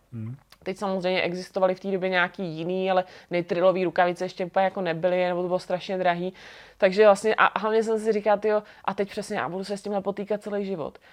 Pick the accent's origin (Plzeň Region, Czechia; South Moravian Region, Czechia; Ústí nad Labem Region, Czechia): South Moravian Region, Czechia; Brno; moved away as an adult; now in Prague, Czech Republic; jsem z Brna